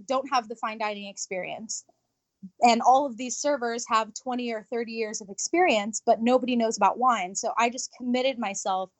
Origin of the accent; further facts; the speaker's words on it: Japan; moved away; I was born in Japan